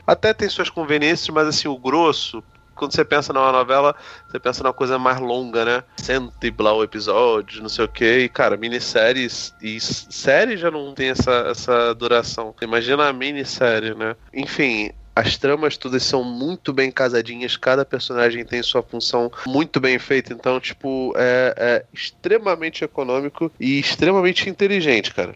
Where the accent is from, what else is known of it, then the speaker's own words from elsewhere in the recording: Brazil; eu sou brasileiro pra cacete